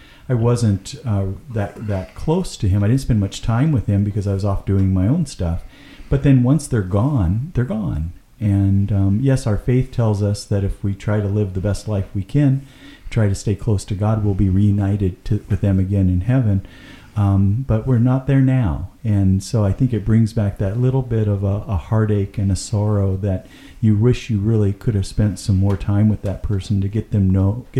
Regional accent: Marysville, United States; moved away; our street that we were raised on in Jeffrey Court

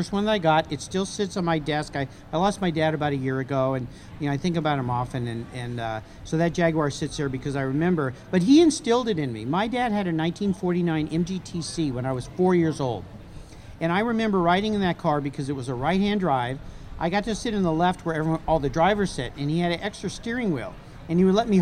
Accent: La Jolla, California, United States; I grew up in La Jolla, California.

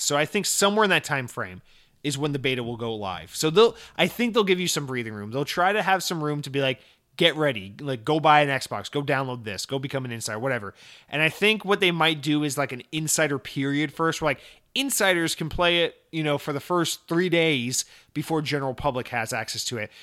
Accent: Atlanta, Georgia, United States; I'm from Atlanta

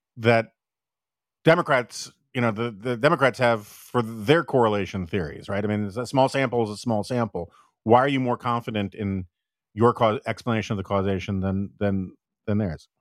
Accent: New York, United States; now in Washington, D.C., United States; I'm from New York

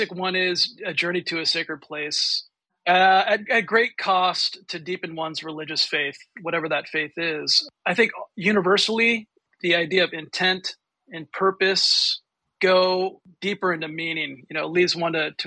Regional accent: California, United States; So I'm also from California. I was born here, raised here

